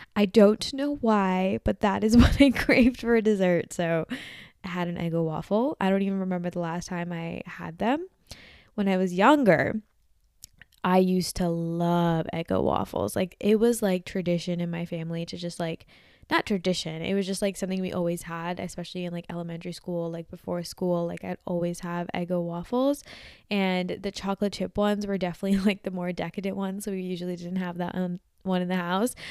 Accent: New Jersey, United States; I'm from Jersey

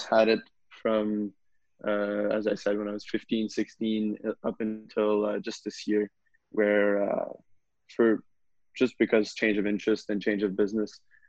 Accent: Canada; also born or lived in Saint-Jérôme, Quebec; I was born in the Saint-Jérôme area in the year 2000. So if you do the math, that means I'm 20 years old. And I moved to the Gatineau, Ottawa area when I was about 7 or 8, I believe, and been living in the national capital region since then

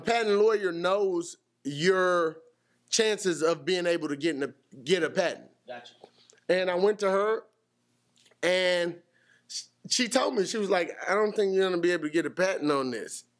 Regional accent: Houston, Texas, United States; I'm from Houston, you know. We don't go anywhere in Houston

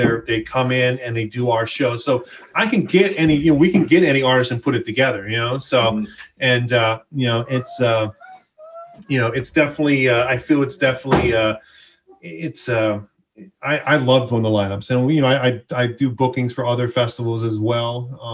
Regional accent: Hawaii, United States; I grew up in Hawaii

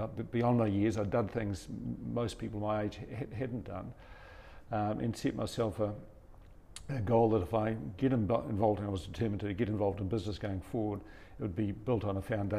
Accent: Te Kuiti, Waikato, New Zealand; I was born in Tikawiti, one of five children, so and that's where we were based.

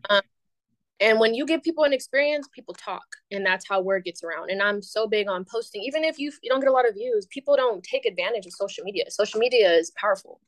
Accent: Bay Area, California, United States; moved away as an adult; now in Atlanta, United States; born and raised in the Bay Area. I now live in Atlanta

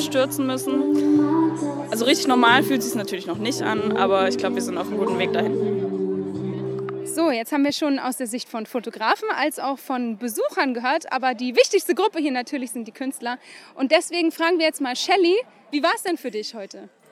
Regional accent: Saxony-Anhalt, Germany; now in Mannheim, Germany; Ursprünglich komme ich eigentlich aus Sachsen-Anhalt

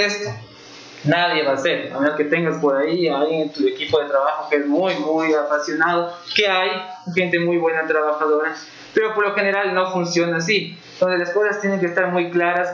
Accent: Ecuador; Yo les decía de Ecuador

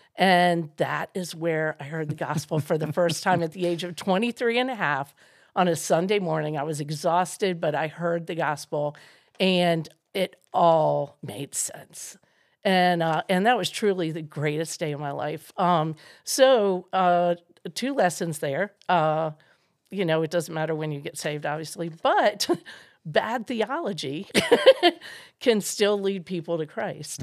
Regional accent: Maryland, United States; I grew up in Maryland

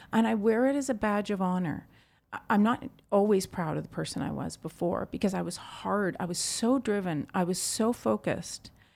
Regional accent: Vancouver, British Columbia, Canada; my hometown, Vancouver

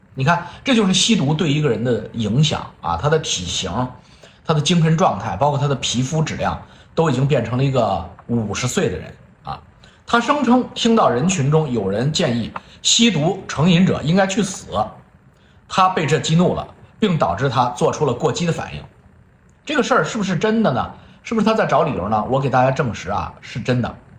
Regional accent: China; moved away; 我们中国人

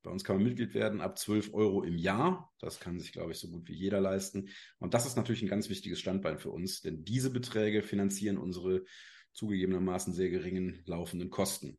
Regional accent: Cologne, North Rhine-Westphalia, Germany; now in Rureifel, Germany; komme aus der schönen Ruhreifel, bin zwar gebürtiger Kölner, aber uns hat es mittlerweile aufs Land verschlagen

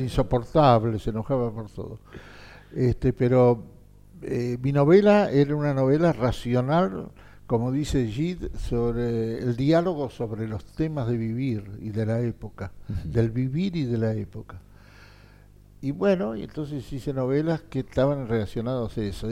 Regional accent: Argentina

